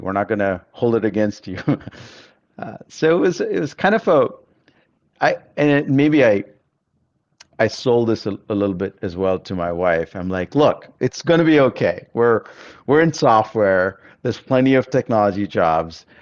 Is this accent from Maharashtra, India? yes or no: no; Bangalore, Karnataka, India; moved away; also born or lived in Germany / United States; I grew up in Bangalore